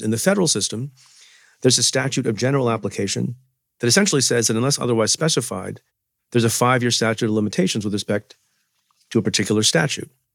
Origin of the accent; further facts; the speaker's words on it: New York, United States; in New York State, my home state